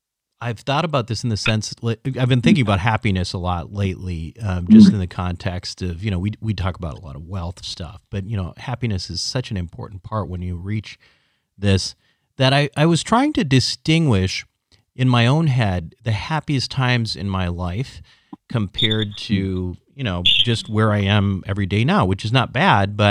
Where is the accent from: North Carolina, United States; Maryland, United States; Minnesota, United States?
Minnesota, United States; I was completely obsessed with ice hockey growing up in Minnesota